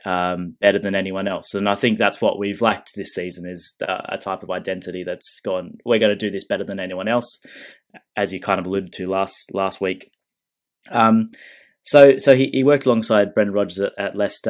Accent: Australia; I'm Australian

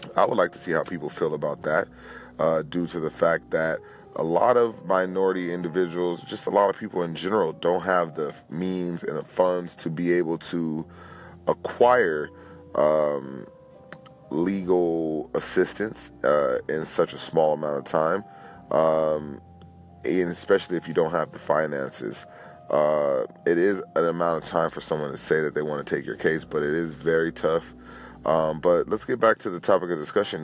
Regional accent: Los Angeles, California, United States; I am a Los Angeles native, born and raised in California

